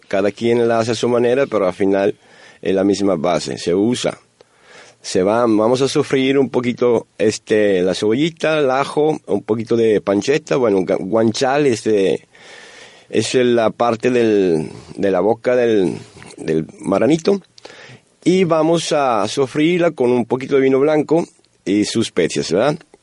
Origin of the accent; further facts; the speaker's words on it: Italy; Spanish is a second language; moved away as an adult; now in Monterrey, Mexico; nosotros, italianos y también eh, mexicanos, somos latinos